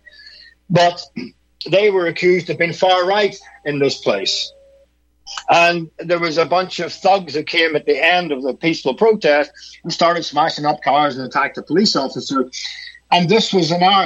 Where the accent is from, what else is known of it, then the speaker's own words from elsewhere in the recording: Northern Ireland, United Kingdom; I'm from Northern Ireland, which is part of the UK.